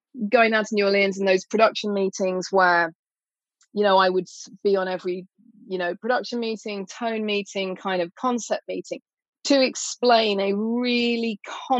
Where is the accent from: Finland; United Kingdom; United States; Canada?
United Kingdom; England; part of being English